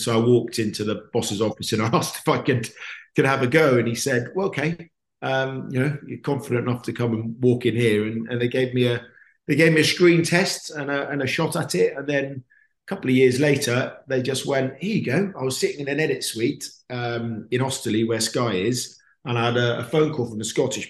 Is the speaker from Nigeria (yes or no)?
no; Perth, Western Australia, Australia; also born or lived in Canada; So I was born in Canada, not that I remember it. And then I moved to Australia because my dad worked for BP. So we moved around the world with BP. So I moved to Perth